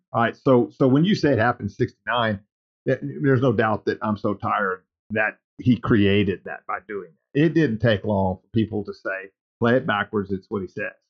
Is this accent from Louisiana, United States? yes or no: yes; Lake Charles, Louisiana, United States; also born or lived in Cameron, Louisiana; sometime in my childhood, before we moved from Lake Charles to Cameron